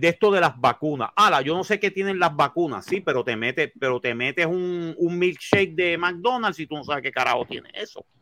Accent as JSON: {"language": "Spanish", "country": "Puerto Rico", "tie": "born or raised there", "said": "Nosotros nacimos en una isla del Caribe"}